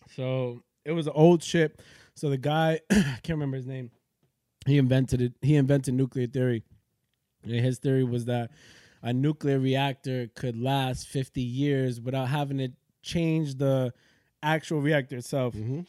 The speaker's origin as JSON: {"language": "English", "town": "Yonkers", "region": "New York", "country": "United States", "tie": "born or raised there", "also_born_or_lived": "Manhattan, New York / The Bronx, New York", "said": "I was born in Manhattan, Columbia Presbyterian. Uh, yeah. yep. I was born in Columbia Presbyterian. I lived in the Bronx, probably like when I was very young. Um, me, my pops, and my mom's, and then uh, moved to Yonkers I would say probably like when I was like three or four years old."}